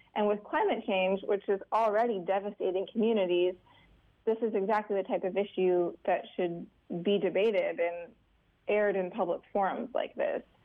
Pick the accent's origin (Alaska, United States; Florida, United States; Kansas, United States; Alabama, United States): Alaska, United States; I'm from Alaska